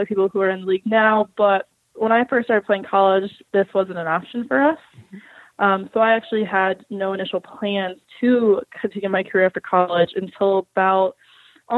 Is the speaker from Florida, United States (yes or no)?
yes; Orlando, Florida, United States; moved away as an adult; I grew up in Florida, like Orlando, Florida, specifically